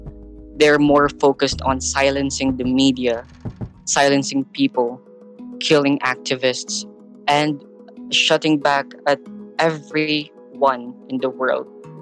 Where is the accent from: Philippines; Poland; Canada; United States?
Philippines; also born or lived in Catbalogan City, Philippines; It's so hard facing the climate crisis and the coronavirus pandemic as a Filipino.